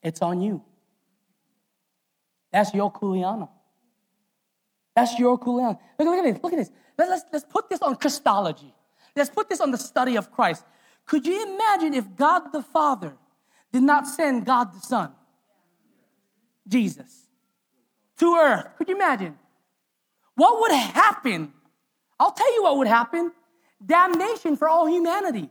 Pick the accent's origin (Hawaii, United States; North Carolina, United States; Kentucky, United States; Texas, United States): Hawaii, United States; as a Hawaiian